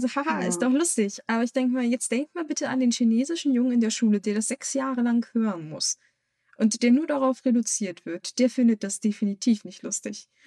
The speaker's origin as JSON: {"language": "German", "country": "Germany", "said": "als Weiß und auch als Deutsche"}